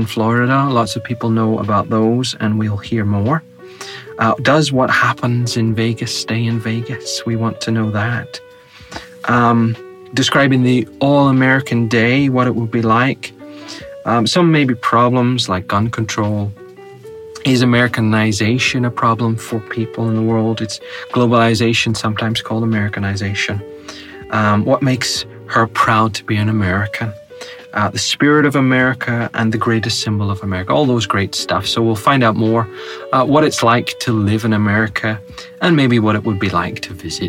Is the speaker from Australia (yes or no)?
no; United Kingdom; my region became part of the UK